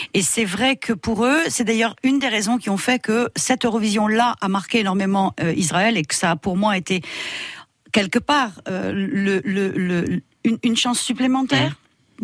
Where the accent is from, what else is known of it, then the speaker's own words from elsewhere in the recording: Morocco; moved away; je suis née au Maroc, mais toutes mes vacances, je les passais en Bourgogne